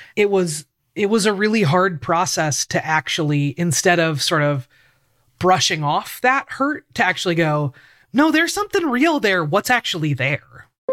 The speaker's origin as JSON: {"language": "English", "town": "Portland", "region": "Oregon", "country": "United States", "tie": "born or raised there", "said": "I grew up in Portland, Oregon. I still live in Portland, Oregon."}